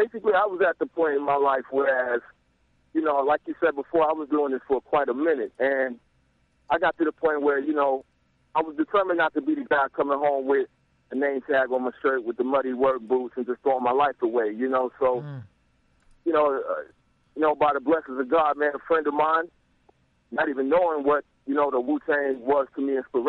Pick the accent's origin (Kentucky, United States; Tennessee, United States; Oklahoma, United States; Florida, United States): Kentucky, United States; also born or lived in New York / Atlanta; I grew up in New York. I lived in Atlanta. You know, I'm from Kentucky, so I've been around.